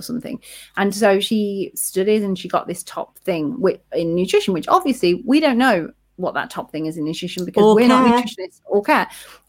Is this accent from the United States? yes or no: no; Leicester, East Midlands, United Kingdom; accent: Leicester; It got rid of my Leicester accent and gave me confidence.